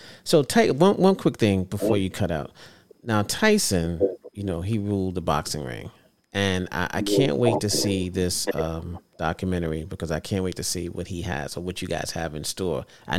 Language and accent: English; Harlem, New York, United States; And, you know, I'm from Harlem, man. I'm from Harlem. I got to take over the show.